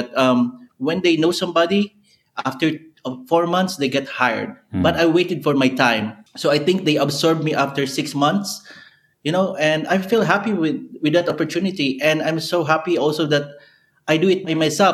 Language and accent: English; Bicol Region, Philippines; moved away as an adult; also born or lived in Manila, Philippines / Saudi Arabia / Suriname; now in England, United Kingdom; coming from a small town in Bicol, and I went to the big city